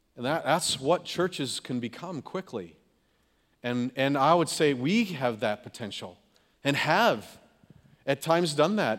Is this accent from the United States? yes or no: yes; California, United States; Growing up in California, we'd have rainstorms and floods